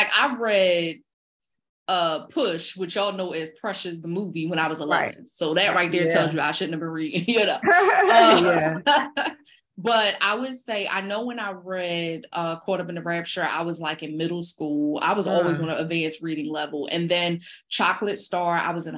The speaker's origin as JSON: {"language": "English", "town": "Philadelphia", "region": "Pennsylvania", "country": "United States", "tie": "born or raised there", "said": "growing up in North Philly, I didn't see a lot of doctors and lawyers"}